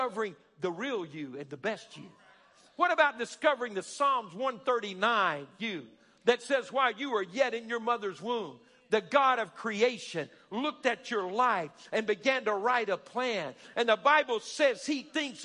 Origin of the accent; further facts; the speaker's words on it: Alabama, United States; We're a bunch of good old boys and good old girls. We're from Alabama.